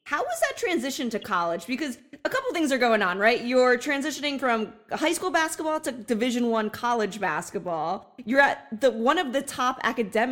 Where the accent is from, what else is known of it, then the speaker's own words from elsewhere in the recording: New Jersey, United States; I'm from Jersey